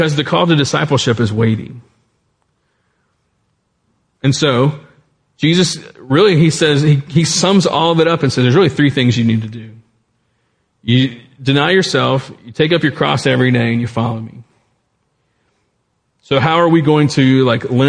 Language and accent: English; South Louisiana, United States; I grew up in South Louisiana.